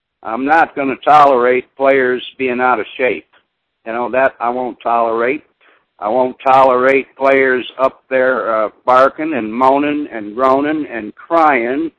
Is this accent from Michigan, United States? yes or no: yes; Michigan, United States; I came from Michigan